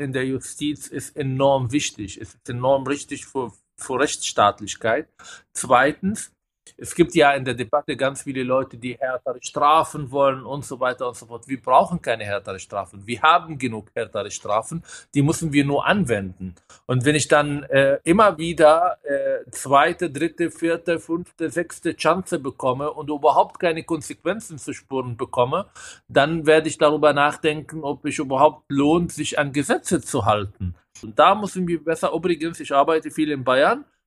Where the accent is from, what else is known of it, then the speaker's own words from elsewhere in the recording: Israel; now in Germany; Ich komme aus Israel